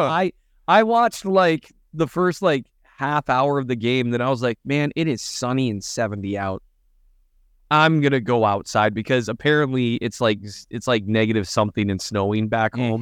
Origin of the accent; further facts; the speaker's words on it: Minnesota, United States; moved away; I'm from Minnesota.